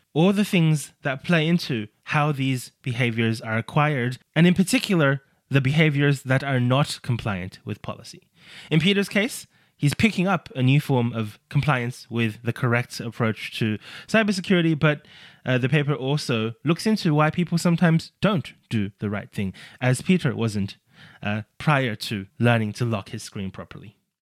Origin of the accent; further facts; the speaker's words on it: Australia; my home country of Australia